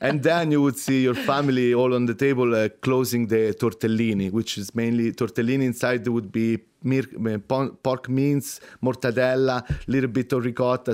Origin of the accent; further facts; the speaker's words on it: Rome, Lazio, Italy; moved away; I'm from Rome